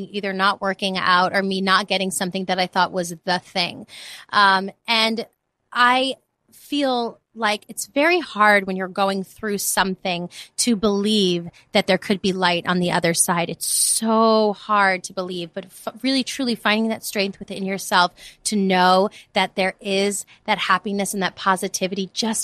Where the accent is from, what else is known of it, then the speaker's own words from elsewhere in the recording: New York City, New York, United States; moved away as an adult; now in Los Angeles, United States; I grew up in the Bronx. I'm from New York.